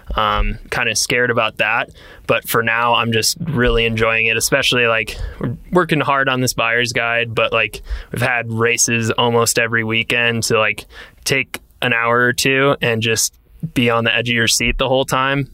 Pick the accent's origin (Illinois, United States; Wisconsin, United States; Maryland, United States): Wisconsin, United States; growing up in Wisconsin